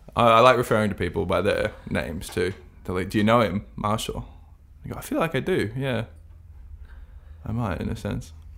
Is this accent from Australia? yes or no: yes; Australia; All Australians